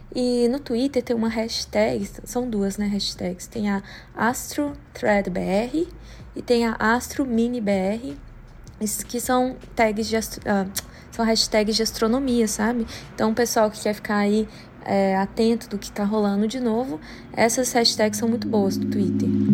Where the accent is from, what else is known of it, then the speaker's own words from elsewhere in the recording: Brazil; moved away as an adult; also born or lived in Canada; now in Washington, D.C., United States; eu cresci a minha vida toda no Brasil